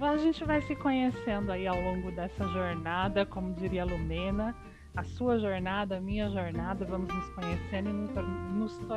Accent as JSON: {"language": "Portuguese", "region": "Maranhão", "country": "Brazil", "tie": "born or raised there", "also_born_or_lived": "Rio de Janeiro / Piauí", "lives_now": "São Paulo, Brazil", "said": "eu nasci no Rio de Janeiro, cresci no Maranhão, vim morar em São Paulo com uma breve passagem pelo Piauí."}